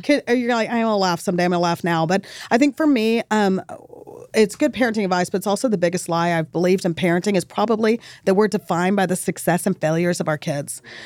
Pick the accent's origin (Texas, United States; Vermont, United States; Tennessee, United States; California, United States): Texas, United States; El Paso; now in Dallas, United States; I grew up in El Paso. It's on the border.